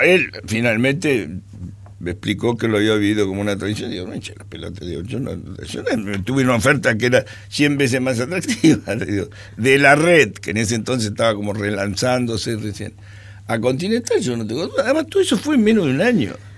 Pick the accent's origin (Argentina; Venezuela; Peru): Argentina; no soy argentino